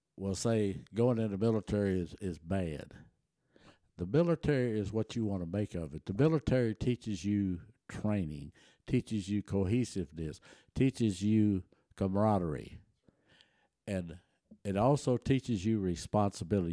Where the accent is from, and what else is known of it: Taylor, Texas, United States; born or raised there; first language German; English is a second language; also born or lived in Germany